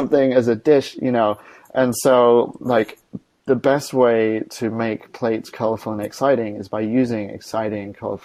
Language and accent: English; Australia; moved away; I was born in Australia